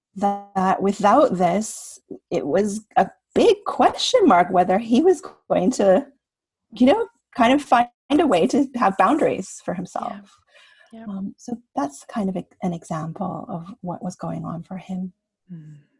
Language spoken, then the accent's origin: English; Canada; my parents are from Taiwan, and I was born here in Canada